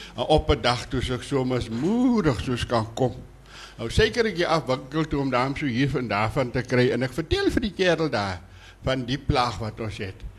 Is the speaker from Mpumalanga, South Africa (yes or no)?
no; Bushmanland, Northern Cape, South Africa; ek is in die Boesmanland gebore op Verneekpan